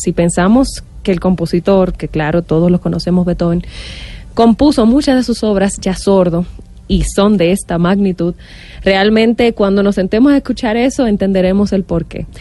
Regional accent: London, United Kingdom; soy mitad pakistaní, mitad dominicana. Viví en Londres la mayor parte de mi vida

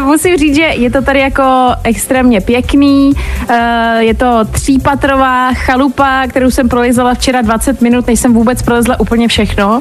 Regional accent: Česká Lípa, Liberec Region, Czechia; Já vlastně sama pocházím z Český Lípy, což je kousek

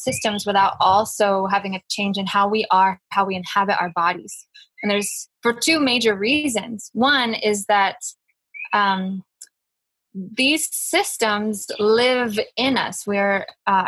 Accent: United States; moved away; I'm from the United States

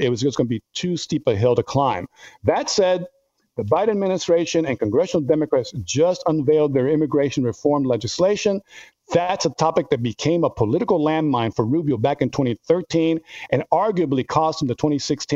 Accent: Miami, Florida, United States; also born or lived in Pembroke Pines; I grew up in Miami. I'm a 305 guy

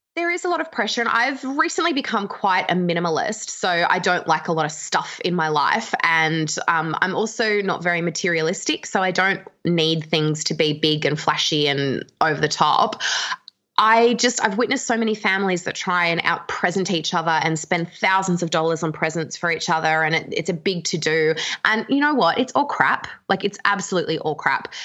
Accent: Canberra, Australian Capital Territory, Australia; now in Melbourne, Australia; I'm from Canberra and I live in Melbourne

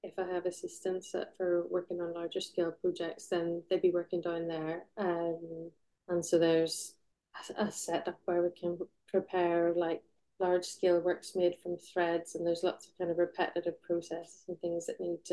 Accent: Belfast, Northern Ireland, United Kingdom; now in North of England, United Kingdom; So I grew up in Belfast. Was born in 1980

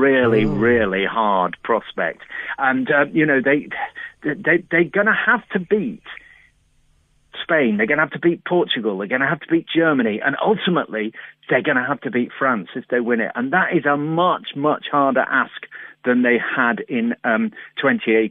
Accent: England, United Kingdom; We're English

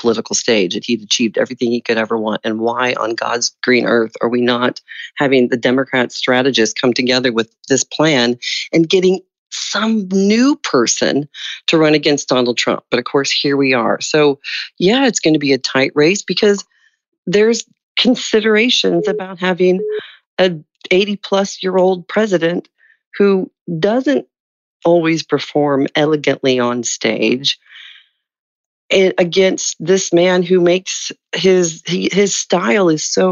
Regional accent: United States; as an American

